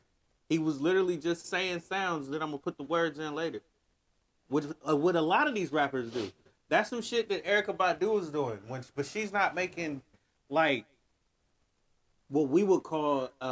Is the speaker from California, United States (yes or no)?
yes; Bay Area, California, United States; moved away; But I'm from the Bay Area